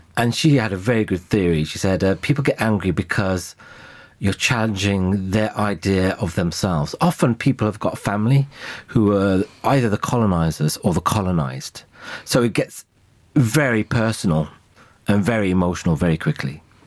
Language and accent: English; United Kingdom; I'm British